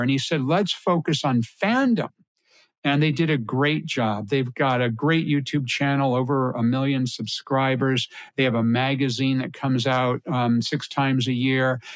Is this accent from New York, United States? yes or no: no; Connecticut, United States; I grew up in Connecticut